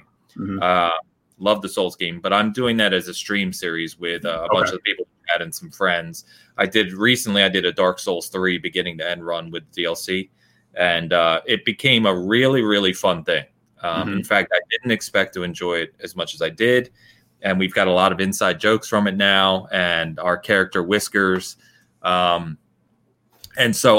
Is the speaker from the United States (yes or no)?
no; England, United Kingdom; I'm also English